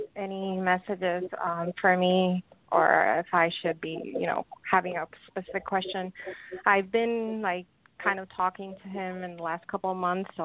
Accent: Puerto Rico; I'm from Puerto Rico.

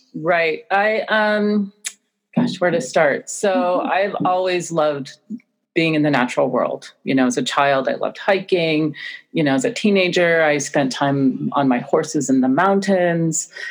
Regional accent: North Umpqua River, central Oregon, United States; my life story growing up on the North Umpqua River in central Oregon

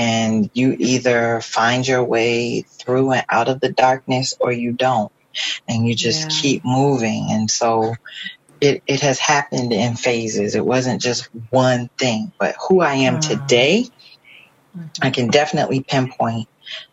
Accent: Florida, United States; moved away; I'm originally from Florida

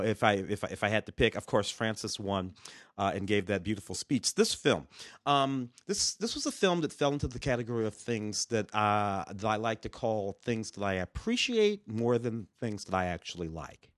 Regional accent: Missouri, United States; I'm from Missouri

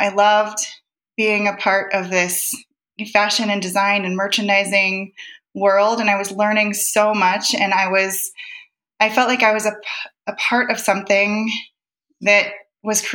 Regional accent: Ohio, United States; moved away as an adult; now in Montana, United States; I grew up in Ohio

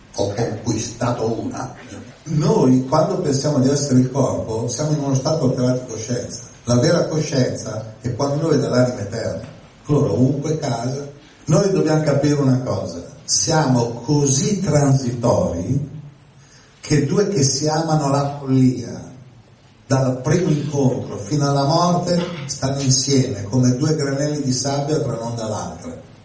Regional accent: Milan, Lombardy, Italy; uno da Milano, io vengo da Milano

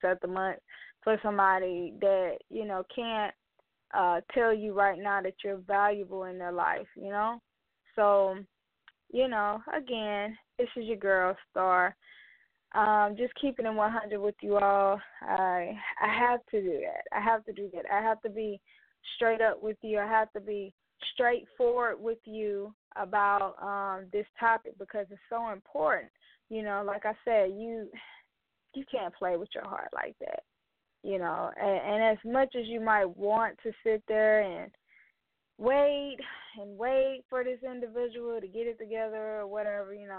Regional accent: Mobile, Alabama, United States; my hometown, Mobile, Alabama

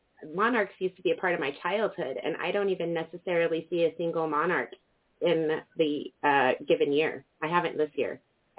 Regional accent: Cortez, Colorado, United States; my hometown of Cortez, Colorado

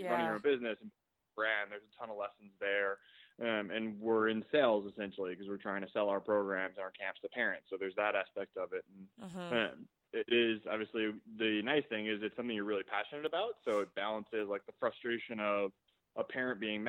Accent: Long Island, New York, United States; moved away; I grew up in New York. So look, I was right on Long Island in a lacrosse hotbed

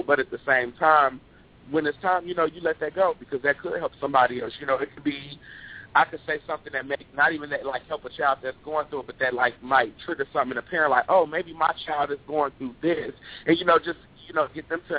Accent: Chicago, Illinois, United States; I'm originally from Chicago

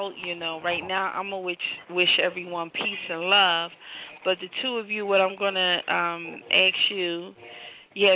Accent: Philadelphia, Pennsylvania, United States; I'm from Philadelphia area. I'm from Philadelphia

